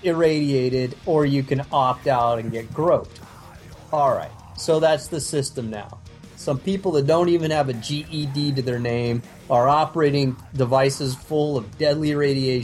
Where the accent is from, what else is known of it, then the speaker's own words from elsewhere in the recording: United States; as an American